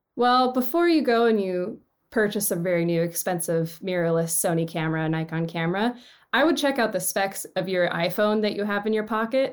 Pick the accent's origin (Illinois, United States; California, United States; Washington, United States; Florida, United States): Washington, United States; Seattle; moved away as an adult; also born or lived in Los Angeles; I grew up in Seattle. I went to Roosevelt High School